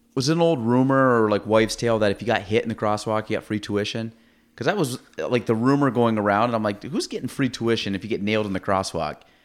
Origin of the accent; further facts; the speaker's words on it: Chazy, New York, United States; I grew up in Chase